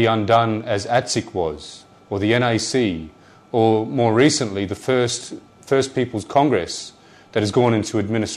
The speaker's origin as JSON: {"language": "English", "town": "Darwin", "region": "Northern Territory", "country": "Australia", "tie": "born or raised there", "said": "I'm born and bred on Larrakia land"}